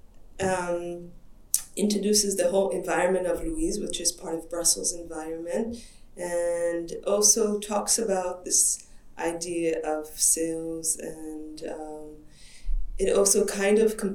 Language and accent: English; Israel; English is a second language; moved away as an adult; now in Europe; I come from Israel and I moved to Europe around 10, 12 years ago, But I worked as an artist in Israel